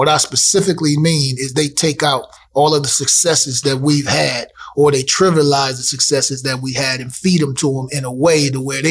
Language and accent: English; Toledo, Ohio, United States; Growing up in Toledo, I grew up in a different time